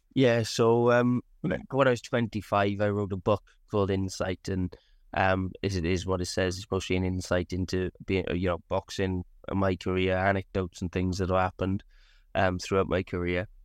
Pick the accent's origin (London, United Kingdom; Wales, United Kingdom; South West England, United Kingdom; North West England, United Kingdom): Wales, United Kingdom; Abergavenny; Abergavenny um, which is my hometown and a town I love.